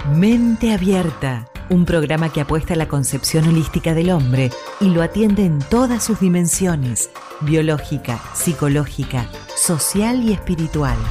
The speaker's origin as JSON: {"language": "Spanish", "country": "Argentina", "said": "soy argentina"}